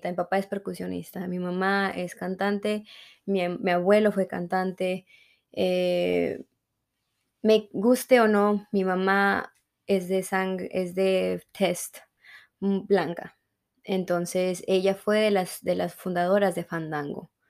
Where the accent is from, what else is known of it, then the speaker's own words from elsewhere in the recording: Mexico; accent: Mexican; entonces el acento mexicano se me mueve y he tratado de neutralizar mi acento lo más que pueda, pero a veces es difícil.